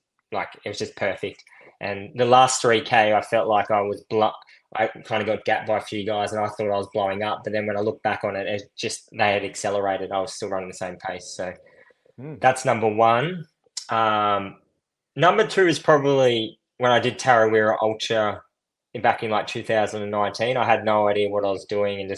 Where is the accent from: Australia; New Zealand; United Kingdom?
Australia; Coffs Harbour, New South Wales; also born or lived in Murwillumbah, New South Wales; now in Melbourne, Australia; So I did primary schooling in a little town called Mwillimbah, which is kind of like a hippie town inland from Byron. And then I did my high schooling in Coffs Harbour